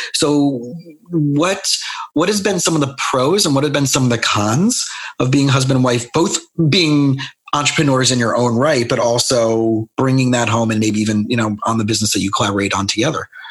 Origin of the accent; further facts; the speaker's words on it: South Florida, United States; also born or lived in Scranton, Pennsylvania; I grew up in South Florida